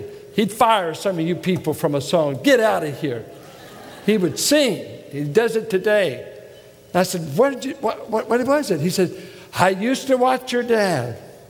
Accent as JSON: {"language": "English", "region": "Midwest", "country": "United States", "tie": "born or raised there", "said": "I grew up in Midwestern piety, strict holiness circles, no makeup, jewelry, everything, strict, and very subculture."}